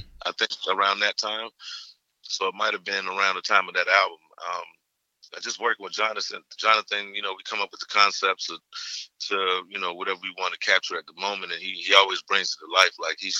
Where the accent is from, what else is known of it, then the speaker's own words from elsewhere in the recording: Savannah, Georgia, United States; also born or lived in Atlanta; Originally from Savannah, Georgia. I was born in Savannah. Beach boy, and I moved to Atlanta when I was like 5 years old, and then I moved back to Savannah like for middle school, and then I did 1 year in high school in Savannah